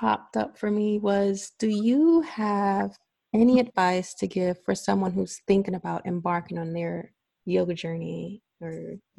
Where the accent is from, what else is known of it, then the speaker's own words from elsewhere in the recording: Brooklyn, New York, United States; I actually was born and raised in Brooklyn.